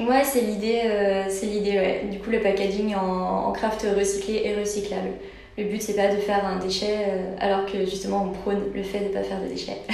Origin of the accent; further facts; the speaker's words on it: Brittany, France; on est breton